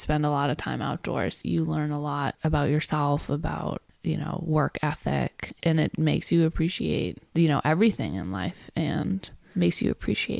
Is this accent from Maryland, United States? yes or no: no; Maine, United States; I grew up in a pretty small town in Maine, pretty rural, about 2,000 people.